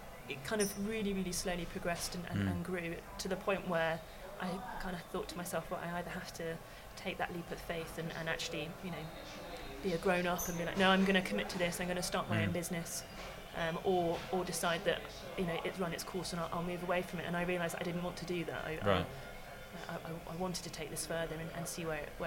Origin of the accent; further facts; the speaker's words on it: Tavistock, South West England, United Kingdom; my hometown of Tavistock, which is down in Devon